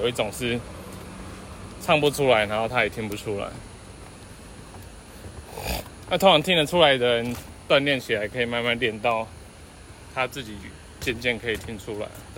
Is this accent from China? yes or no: no; Taiwan; 我相信中国 {S1} 中国人也觉得我们台湾人听的中国腔跟他们自己听的不一样。